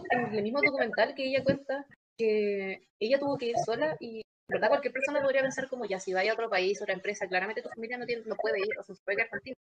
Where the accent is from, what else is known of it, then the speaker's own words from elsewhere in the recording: Concepción, Biobío, Chile; tengo 20 años, estudio Derecho, soy de Concepción y soy la cabecilla del CC